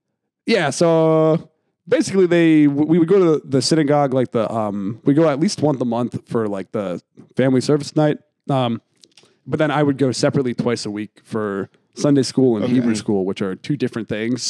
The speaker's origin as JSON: {"language": "English", "region": "Pennsylvania", "country": "United States", "tie": "born or raised there", "said": "Outside of Philly"}